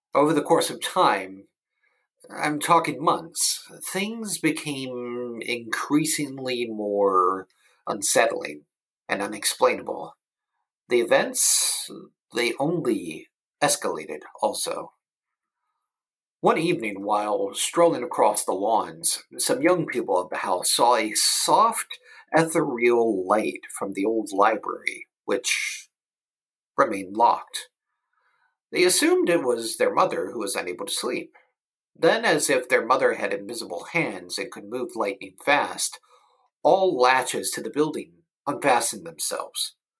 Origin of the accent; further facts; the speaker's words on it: United States; I am from the United States of America